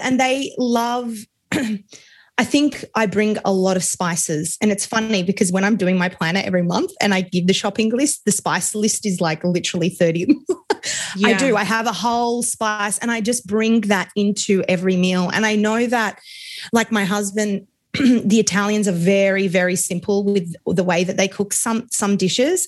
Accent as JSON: {"language": "English", "country": "Australia", "accent": "Australian", "said": "my accent, I'm Australian. So super multicultural here"}